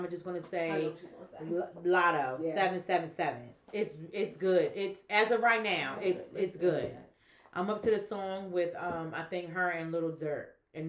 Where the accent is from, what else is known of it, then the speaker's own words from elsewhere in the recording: Bronx, New York, United States; We are here. Shmoy came from the Bronx. What's up … from the Bronx.